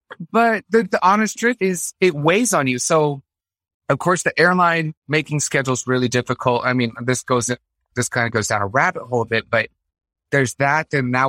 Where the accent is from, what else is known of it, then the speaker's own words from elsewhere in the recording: Concord, Massachusetts, United States; born there; also born or lived in Fort Greely, Alaska / Florida; I was born in Concord, Massachusetts.